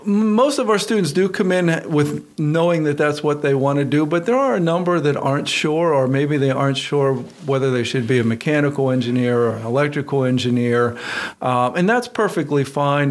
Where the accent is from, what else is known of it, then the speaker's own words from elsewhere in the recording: Western Pennsylvania, United States; moved away as an adult; also born or lived in California; I grew up in Western Pennsylvania